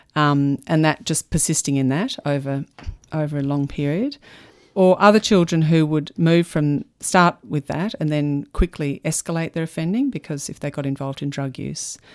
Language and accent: English; Melbourne, Victoria, Australia; also born or lived in United States / England; I grew up in Melbourne.